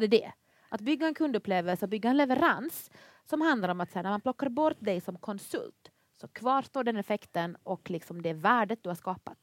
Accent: Finland; accent: Finland-Swedish ("Mumindialekten"); moved away as an adult; now in Sweden; jag är ju då finlandssvensk

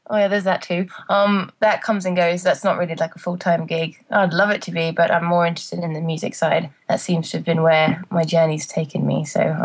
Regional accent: England, United Kingdom; moved away; I wait to the first job I got when I came out from England.

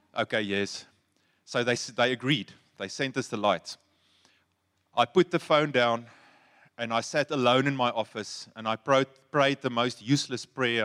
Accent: Free State, South Africa; I'm from the Free State

